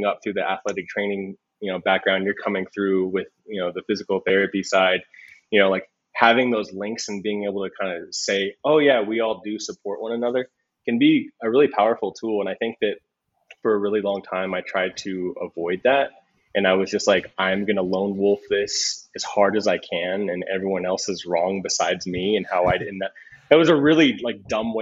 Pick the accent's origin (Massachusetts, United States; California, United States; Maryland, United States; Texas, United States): Texas, United States; South; moved away as an adult; also born or lived in Houston, Texas; now in Denver, United States; I'm from South Texas